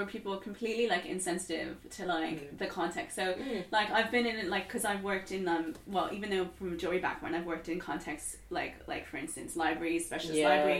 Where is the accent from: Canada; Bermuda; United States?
Bermuda; and you know, I'm from Bermuda. Like, what? I'm a descendant of slaves.